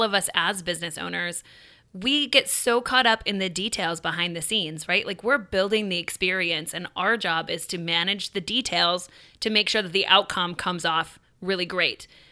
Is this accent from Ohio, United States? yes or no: no; Michigan, United States; now in Nashville, United States; I grew up in Michigan, and I grew up going to a Christmas tree farm every year